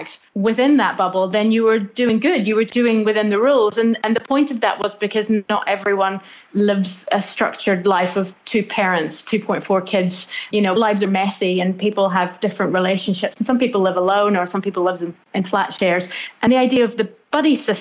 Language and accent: English; Northern Ireland, United Kingdom; now in New Zealand; I grew up in Northern Ireland